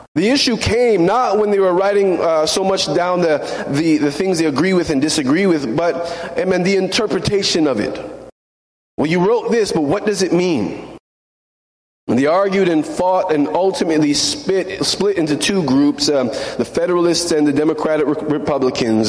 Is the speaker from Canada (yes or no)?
yes; Canada; now in United States; I'm Canadian.